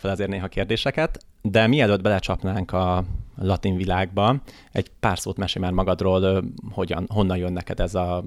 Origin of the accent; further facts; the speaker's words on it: Hungary; magyar vagyok